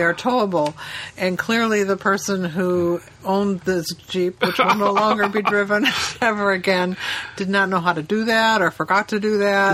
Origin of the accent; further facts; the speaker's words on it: Chicago, Illinois, United States; We're from Chicago.